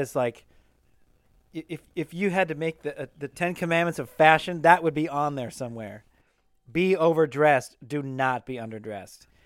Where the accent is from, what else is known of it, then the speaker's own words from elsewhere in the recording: Pacific Northwest, United States; I grew up in the Pacific Northwest